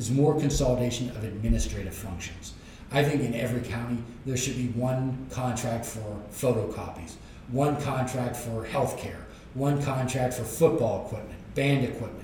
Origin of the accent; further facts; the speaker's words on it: Pennsylvania, United States; as a Pennsylvanian